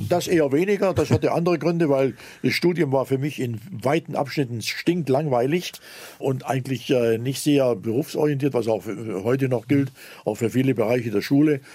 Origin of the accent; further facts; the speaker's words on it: Zittau, Saxony, Germany; now in Lake Constance, Germany; in meiner Heimatstadt Zittau